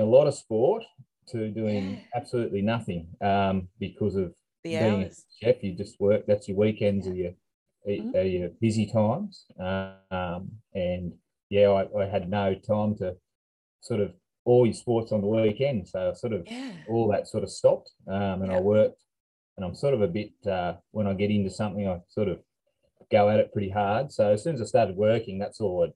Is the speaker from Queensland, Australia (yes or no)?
no; Mudgee, New South Wales, Australia; moved away as an adult; also born or lived in Orange / Newcastle / Alice Springs; now in Tasmania, Australia; So originally I'm from New South Wales, so a small country town called Mudgee, which is sort of west of the Blue Mountains. Mm-hmm. I grew up there till I guess I was 16 or 17